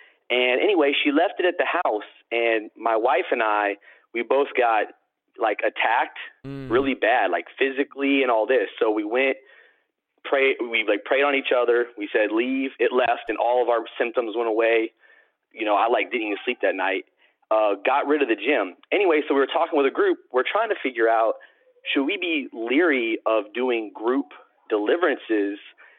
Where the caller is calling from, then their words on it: Savannah, Georgia, United States; I'm from Savannah, Georgia.